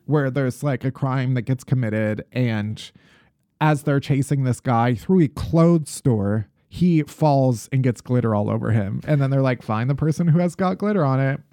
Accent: Midwest, United States; as a Midwesterner

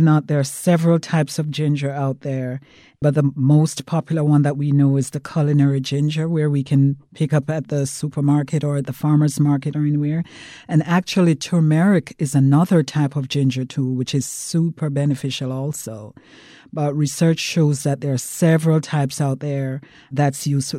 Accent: Jamaica; I'm from Jamaica

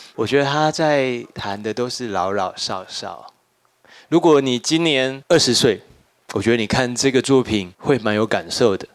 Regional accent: Taiwan; 我们作为一个台湾人，我们也应该要读这本书

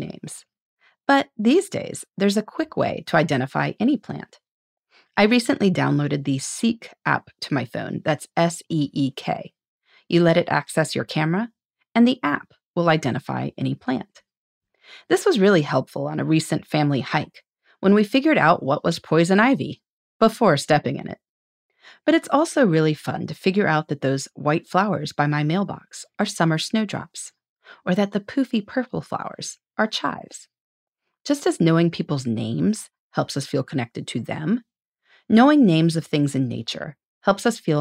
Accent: Indiana, United States; my home state of Indiana

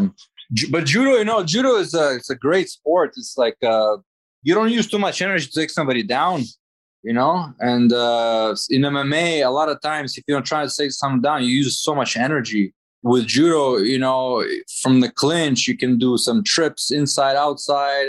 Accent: Toronto, Ontario, Canada; also born or lived in Riga, Latvia; I was born in Latvia, in Riga City, but I lived most of my life in Canada, in Toronto.

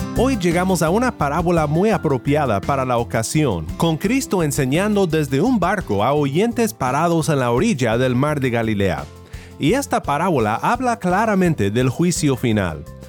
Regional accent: Mexico; Donde yo crecí en México

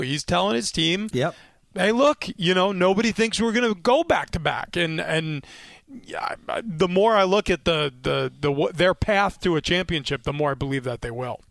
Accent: New York, United States; I grew up in New York

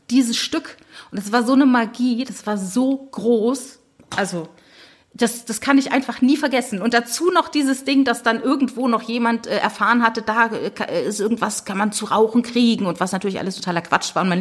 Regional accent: Saarland, Germany; born there; ich komme ja ursprünglich aus dem Saarland, also ich bin im Saarland geboren und habe da auch ganz viele

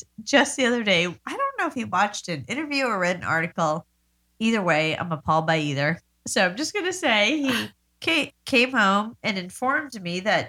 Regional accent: Baldwin, New York, United States; I'm from Baldwin, New York.

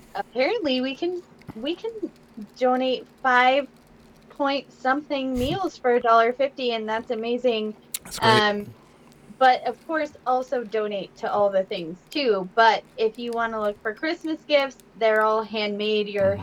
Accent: United States; as an American

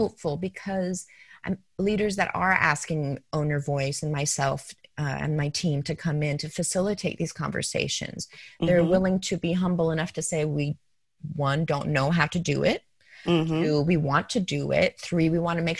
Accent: Denver, Colorado, United States; moved away as an adult; also born or lived in New York; I grew up in Denver, Colorado, went to George Washington High School

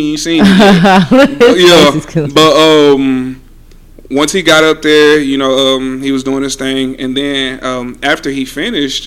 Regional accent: Louisiana, United States; I'm from Louisiana. I'm from Louisiana

